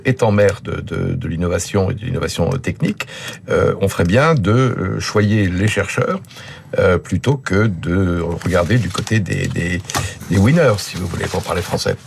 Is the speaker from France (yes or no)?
yes; Lyon, Auvergne-Rhône-Alpes, France; je suis lyonnais, qui est une ville euh, de forte implantation arménienne